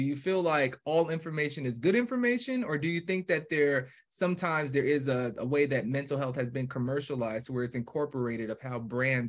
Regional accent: New York, United States; also born or lived in New Jersey; now in Atlanta, United States; I do remember at least growing up in New York, and we eventually moved to Jersey. And then from Jersey, me and my family, we actually moved to Atlanta.

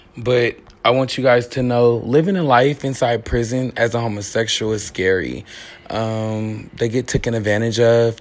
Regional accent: Richmond, California, United States; I was born and raised in Richmond, California.

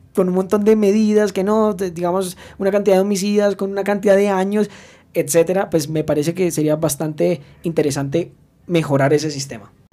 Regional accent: Colombia; en mi país.

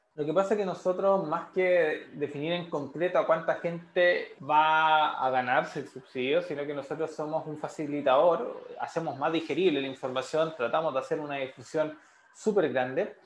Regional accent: San Miguel, Santiago Metropolitan Region, Chile; yo soy oriundo de San Miguel

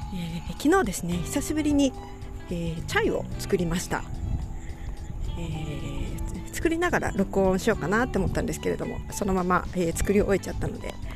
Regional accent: Takayama, Gifu, Japan; 私小さい頃からですね、えー、と、小さい頃、飛騨高山に住んでいまして

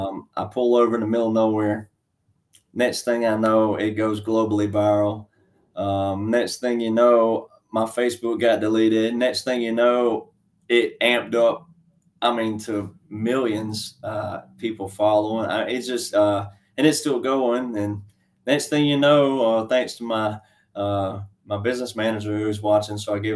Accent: Alabama, United States; born there; So I'm just a small town country boy, cowboy, fifth generation farm boy. And I was born in Alabama and I've lived in 9 states.

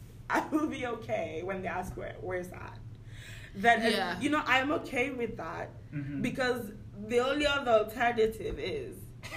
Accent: Sierra Leone; moved away; I'm literally like Sierra Leone, and I always have to add West Africa.

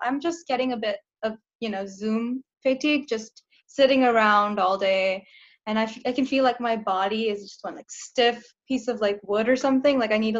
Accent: Los Angeles, California, United States; I'm from Los Angeles, California, where I'll be spending this semester.

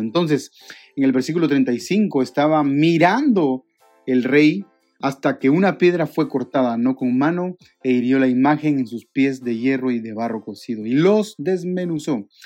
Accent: Guatemala; en mi país, en Guatemala

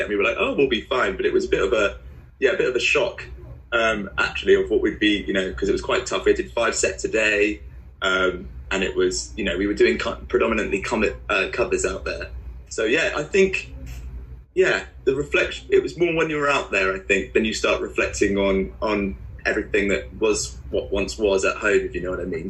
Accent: Guildford, South East England, United Kingdom; moved away as an adult; now in Bristol, United Kingdom; I grew up in in Guildford, so that's where I went to school.

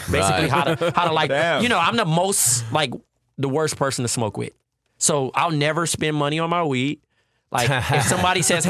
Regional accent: Compton, California, United States; I'm from Compton, California

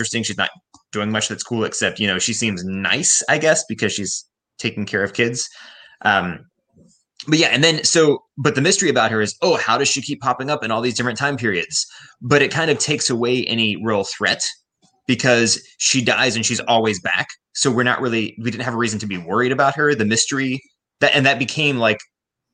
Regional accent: United States; I'm American

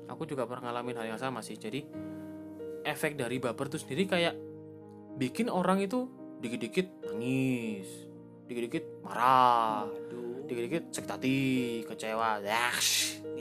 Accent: Java, Indonesia; btw aku juga orang Jawa guys

